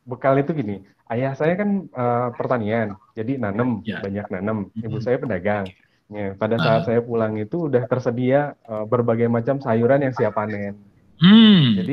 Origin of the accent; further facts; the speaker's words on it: Poso, Central Sulawesi, Indonesia; also born or lived in Palu; Saya lahir di kota Palu, kemudian saya lahir eh, dibesarkan di kota Poso.